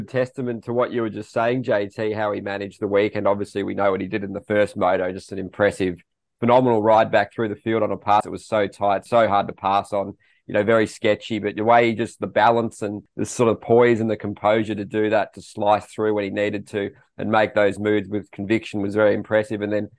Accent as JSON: {"language": "English", "country": "Australia", "said": "for me personally being Australian"}